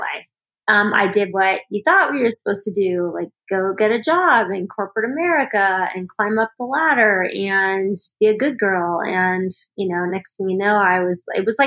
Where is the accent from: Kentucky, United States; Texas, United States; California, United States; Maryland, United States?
California, United States; Los Angeles; moved away as an adult; now in Colorado, United States; So I lived in LA through high school and then Northern California after that. I moved to Colorado in 1990